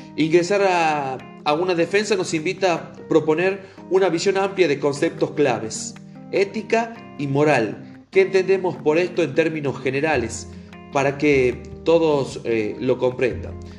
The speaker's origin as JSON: {"language": "Spanish", "country": "Argentina", "said": "Como ciudadano argentino"}